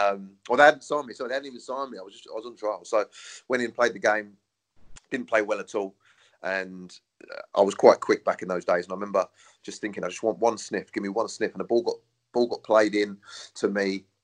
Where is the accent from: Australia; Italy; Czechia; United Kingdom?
United Kingdom; Brighton, South East England; I'm born and bred in Brighton